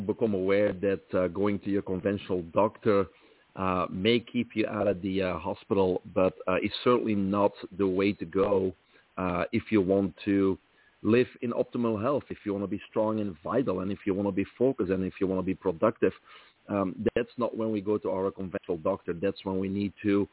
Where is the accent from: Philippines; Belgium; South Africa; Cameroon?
Belgium; moved away as an adult; also born or lived in Brussels; now in United States; I grew up in Belgium, from there the accent